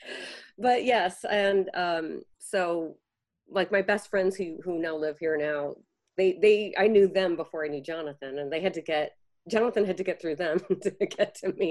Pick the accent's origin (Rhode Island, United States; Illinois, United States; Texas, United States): Illinois, United States; Chicago; moved away; Hubbard Street Dance Chicago, a company that I had grown up with watching and back in my hometown